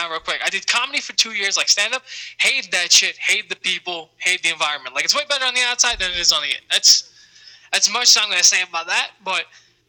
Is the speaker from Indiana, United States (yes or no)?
no; New York, United States; accent: New York; I'm from right outside the city